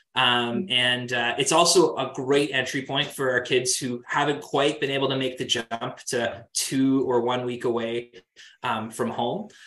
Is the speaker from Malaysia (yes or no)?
no; Kingston, Ontario, Canada; I'm from Kingston. Um, I went to the same high school um, as uh, as the band